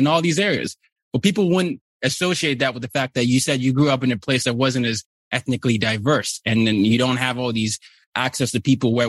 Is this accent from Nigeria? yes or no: yes; Nigeria; now in United States; I'm from Nigeria